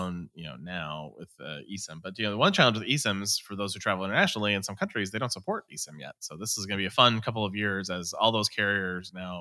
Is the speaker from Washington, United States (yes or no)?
yes; Seattle, Washington, United States; I'm from Seattle.